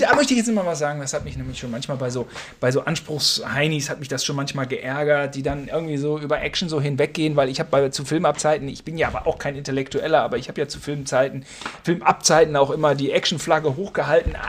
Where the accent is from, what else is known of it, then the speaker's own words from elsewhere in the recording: Germany; wir als Deutsche